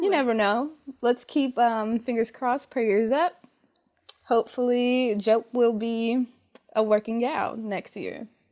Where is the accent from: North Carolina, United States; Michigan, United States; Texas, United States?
Michigan, United States; Detroit; moved away as an adult; I'm from Detroit, um, lots of Detroit public schools are predominantly Black, and I went to a high school that had over three thousand students